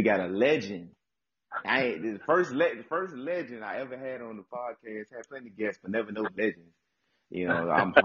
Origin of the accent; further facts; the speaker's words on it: Newport News, Virginia, United States; I'm from Newport News.